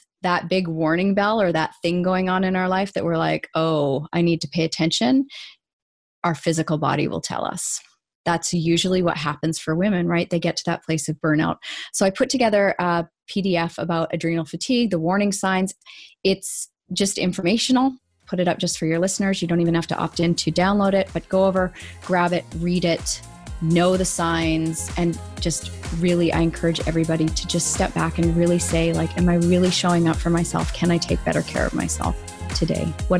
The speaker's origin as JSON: {"language": "English", "country": "Canada", "also_born_or_lived": "Vancouver", "said": "I'm Canadian."}